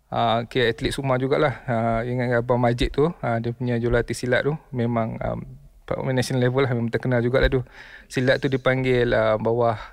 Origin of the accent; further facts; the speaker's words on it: Malaysia; also born or lived in Chicago, United States; saya lahir kat US.